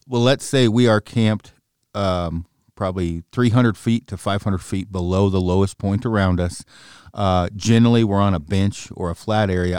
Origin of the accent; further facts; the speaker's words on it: Oregon, United States; I'm from Oregon